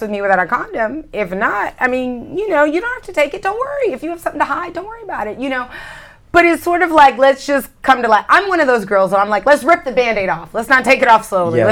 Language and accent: English; California, United States; I'm a girl from California